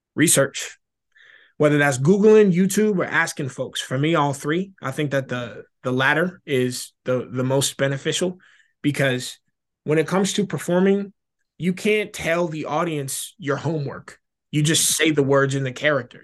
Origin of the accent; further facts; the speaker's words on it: Florida, United States; I'm from Florida